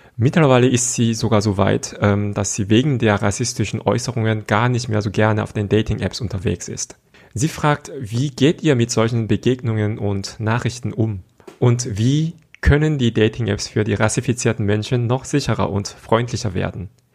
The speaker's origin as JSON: {"language": "German", "country": "South Korea", "tie": "born or raised there", "moved": "yes", "said": "ich bin mit solchen Kulturen einfach aufgewachsen in Südkorea"}